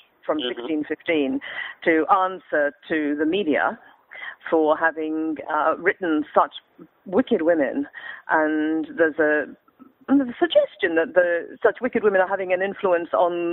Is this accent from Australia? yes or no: yes; Australia; moved away; we're all Australian